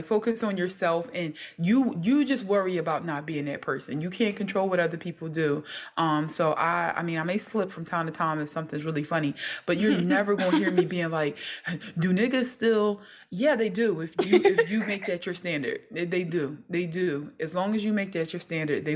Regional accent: Philadelphia, Pennsylvania, United States; I am from North Philly

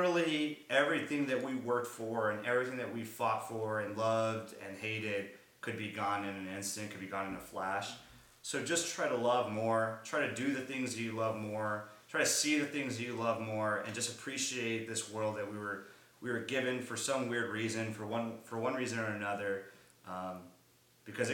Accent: United States; this American culture that I've been living in my entire life, but kind of also been living on the edge and being Mexican American

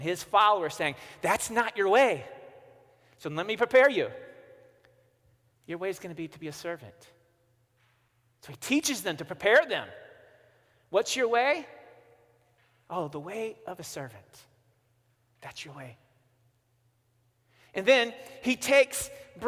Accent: Missouri, United States; I'm from Missouri

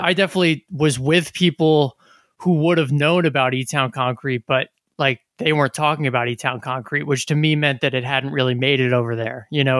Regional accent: New Jersey, United States; growing up in New Jersey

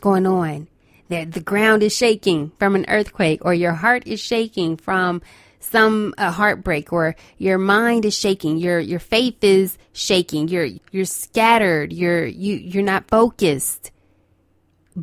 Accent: Los Angeles, California, United States; I'm from Los Angeles, okay, so I'm used to an earthquake here and there

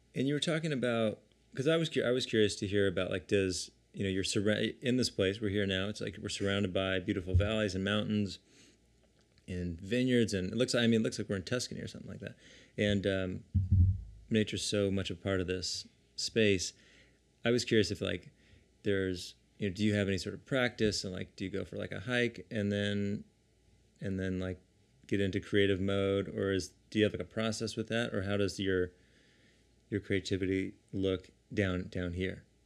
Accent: San Diego, California, United States; we grew up together in San Diego

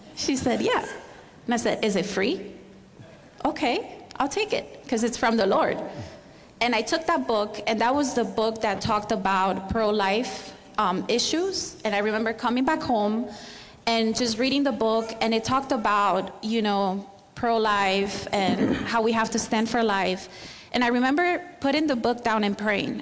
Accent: Barcelona, Catalonia, Spain; moved away as an adult; also born or lived in Miami; now in United States; I'm from Spain, from Barcelona

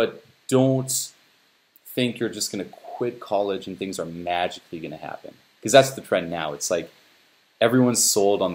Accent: Switzerland; moved away as an adult; now in Los Angeles, United States; I'm from Switzerland, moved to Los Angeles

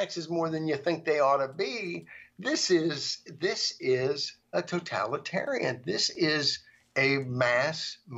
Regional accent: United States; I, as an American

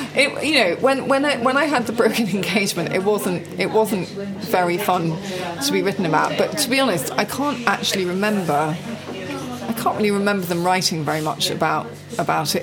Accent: England, United Kingdom; moved away as an adult; also born or lived in New York; we lived in a castle in England

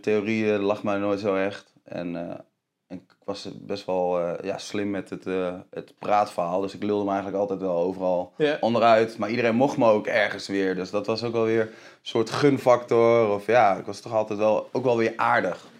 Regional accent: Deventer, Overijssel, Netherlands; ik ben opgegroeid in Deventer

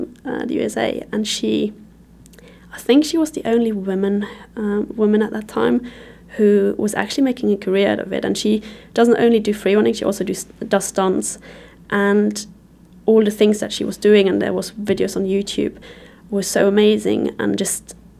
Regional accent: Luxembourg; moved away as an adult; I moved away from Luxembourg when I was 19

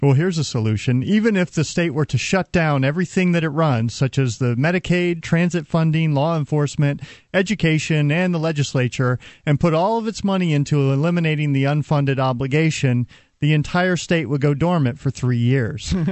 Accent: Texas, United States; I'm a Texan

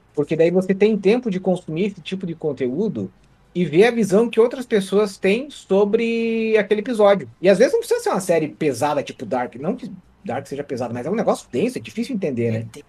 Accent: interior of Santa Catarina, Brazil; moved away; eu vim do lugar que brotava essas senhorinhas, que era o interior de Santa Catarina

